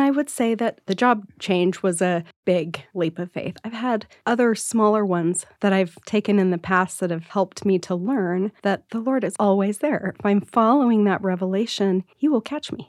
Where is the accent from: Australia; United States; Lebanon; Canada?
United States; Salt Lake City, Utah; growing up in Salt Lake City